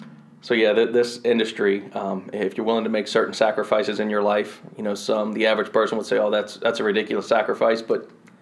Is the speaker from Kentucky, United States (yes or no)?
yes; Louisville, Kentucky, United States; also born or lived in Marietta / Elizabethtown; I was born in Marietta, Georgia, just north of Atlanta. Don't remember it. 2 years old when I moved out of there. We continued to migrate north. Lived in Elizabethtown, Kentucky for a little bit. Moved up to Louisville.